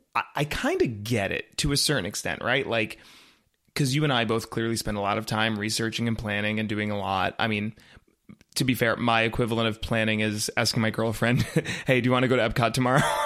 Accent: Raleigh, North Carolina, United States; now in Orlando, United States; I'm originally from Raleigh, North Carolina, uh, which I love and that it will always be home

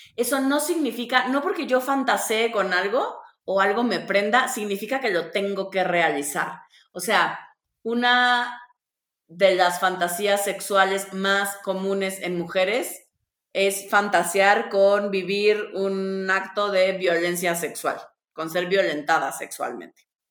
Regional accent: Tabasco, Mexico; yo soy de Tabasco

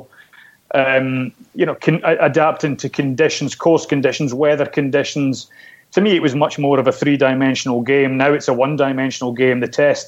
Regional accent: Scotland, United Kingdom; I'm a Scotsman

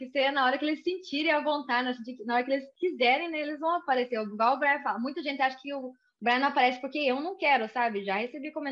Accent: Brazil; now in United States; Então, quando eu vim do Brasil para cá, o primeiro lugar que eu morei foi na Flórida.

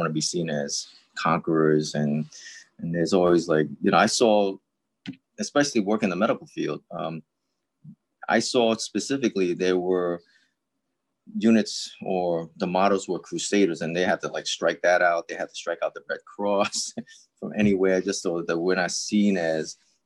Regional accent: New York City, New York, United States; I'm a New Yorker. I'm with NYPD

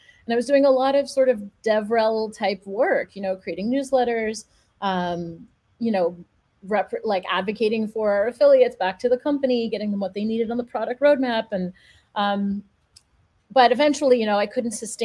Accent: Montreal, Quebec, Canada; I grew up in Montreal

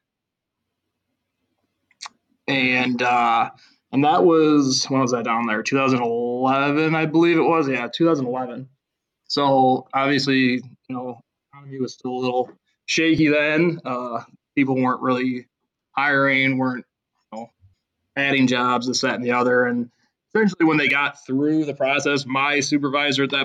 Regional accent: Chicago, Illinois, United States; moved away; I'm from the Chicago area originally. I'm from the South Side

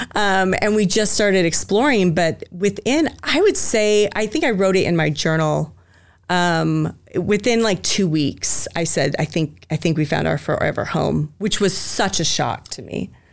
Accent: Spokane, Washington, United States; also born or lived in Chattanooga, Tennessee; now in Boise, United States; so I'm originally from Spokane, Washington, the Greenocker, Washington, actually. It's right on the border of Idaho and Washington.

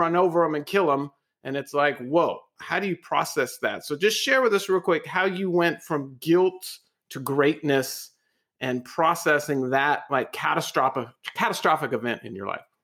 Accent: California, United States; accent: California; I'm the one with the California accent

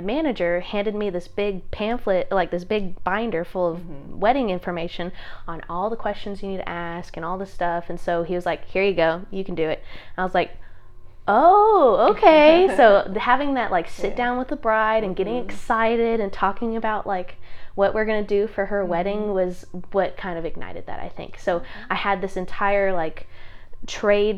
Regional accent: Sherwood, Arkansas, United States; I grew up in Sherwood. I went to North Little Rock High School

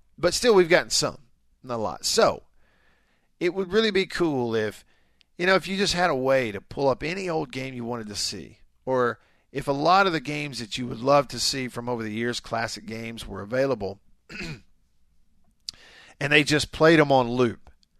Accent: the South, United States; As a kid growing up in the South, you know, the SEC was everything

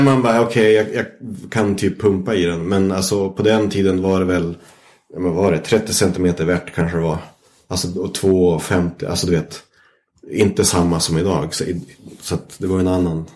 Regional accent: Vännäs, Västerbotten County, Sweden; jag växte upp i Vännäs

